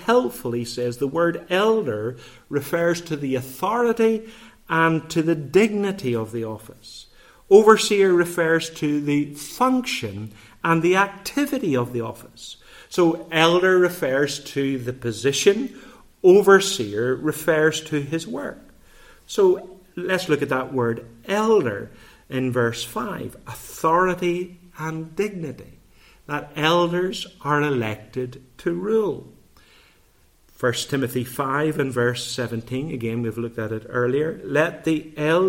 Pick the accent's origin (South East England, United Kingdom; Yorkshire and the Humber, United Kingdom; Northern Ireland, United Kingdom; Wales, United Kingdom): Northern Ireland, United Kingdom; Bangor; growing up in Rosemary Park in Bangor